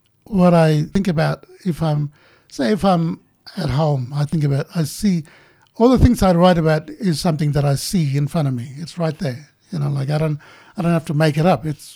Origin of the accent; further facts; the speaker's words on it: Hermannsburg, Northern Territory, Australia; also born or lived in Alice Springs; you're a Central Australian man, and I'd miss Ntaria, you know, when I was away from Ntaria, I would miss it.